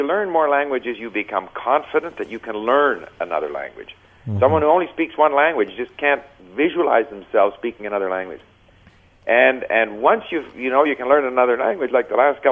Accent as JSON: {"language": "English", "town": "Montreal", "region": "Quebec", "country": "Canada", "tie": "born or raised there", "also_born_or_lived": "Japan / France", "first_language": "English", "moved": "yes", "said": "I grew up in Montreal, where a person could learn French if they wanted to."}